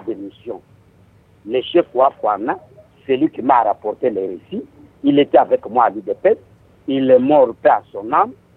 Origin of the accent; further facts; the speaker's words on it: Kasai-Occidental, DR Congo; je suis du Kassai occidental